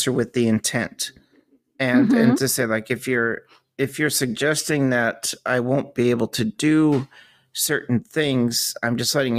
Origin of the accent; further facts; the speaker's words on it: United States; moved away; as an American